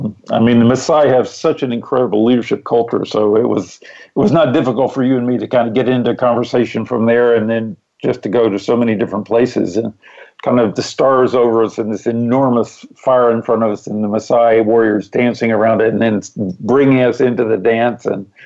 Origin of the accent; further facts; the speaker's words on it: Memphis, Tennessee, United States; moved away; also born or lived in North Carolina / Washington, D.C. / New York / Copenhagen, Denmark; No, I'm originally from Memphis, Tennessee, but I'm a bit of a nomad. We have lived all over the world.